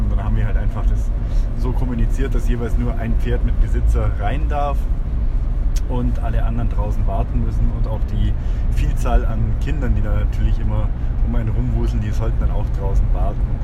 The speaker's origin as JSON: {"language": "German", "country": "Germany", "said": "wir uns als Deutsche"}